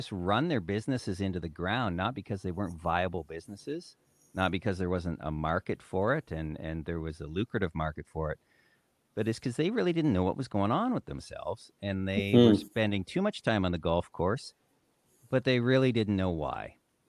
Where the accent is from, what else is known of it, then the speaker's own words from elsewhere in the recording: Great Lakes, United States; I grew up in the Great Lakes. I enjoyed everything about being on the water.